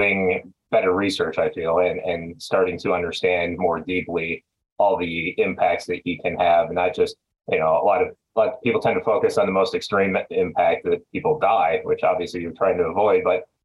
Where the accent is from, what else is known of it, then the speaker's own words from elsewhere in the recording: Minnesota, United States; moved away as an adult; now in Phoenix, United States; Growing up in Minnesota, it's a lot of weather up there